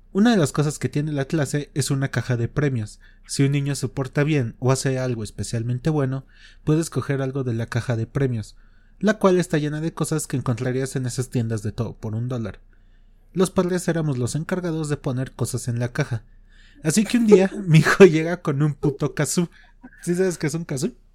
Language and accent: Spanish; Mexico